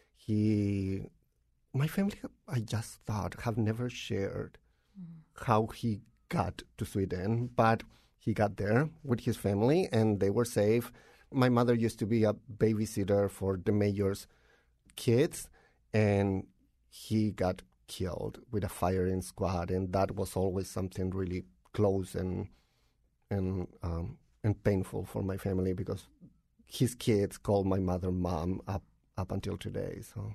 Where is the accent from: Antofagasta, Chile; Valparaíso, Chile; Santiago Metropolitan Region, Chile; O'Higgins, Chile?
Antofagasta, Chile; Tocopilla; English is a second language; moved away as an adult; now in Connecticut, United States; I'm from Chile. I grew up in a really small town in the north of the country called Tocopilla